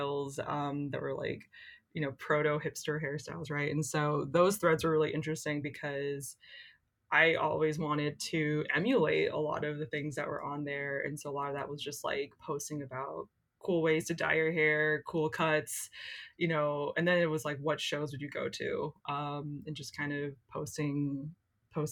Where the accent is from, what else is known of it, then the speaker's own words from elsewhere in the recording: Lawrence, Kansas, United States; In 2003, I was in high school in a place called Lawrence, Kansas